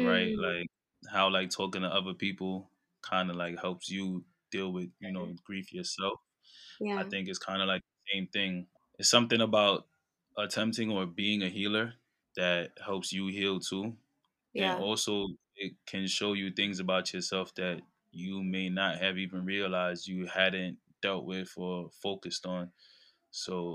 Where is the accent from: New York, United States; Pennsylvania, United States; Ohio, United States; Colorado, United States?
New York, United States; New York City; I'm from Brooklyn, New York, East Flatbush area